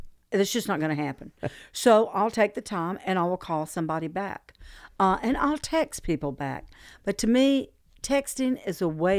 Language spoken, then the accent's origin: English; California, United States; also born or lived in Midway Island; now in Chattanooga, United States; I was born on Midway Island, formative years in California. My dad was in the Navy 23 years.